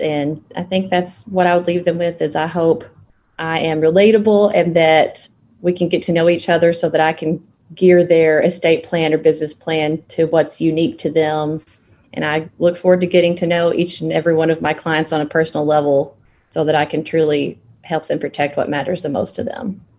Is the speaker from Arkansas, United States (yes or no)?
yes; Piggott, Arkansas, United States; Born and raised in Arkansas.